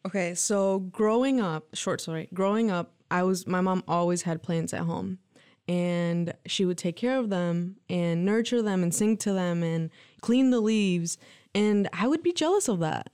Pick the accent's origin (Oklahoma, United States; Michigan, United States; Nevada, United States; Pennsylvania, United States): Michigan, United States; Lansing; also born or lived in Mexico; My parents immigrated to the U.S. when I was three. They brought my brother and I. Um, my brother's a year old, younger than me, so okay. he's two and I was three. They migrated to um, Lansing, Michigan